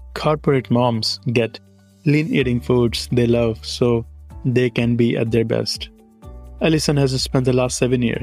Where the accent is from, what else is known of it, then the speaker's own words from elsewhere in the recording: India; first language Hindi; English is a second language; moved away as an adult; now in United States; I'm originally from India